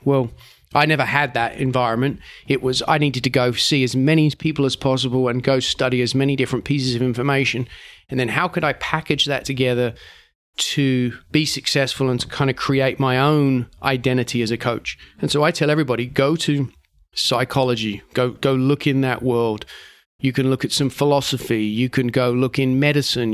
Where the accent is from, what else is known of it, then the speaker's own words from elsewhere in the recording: England, United Kingdom; as an English person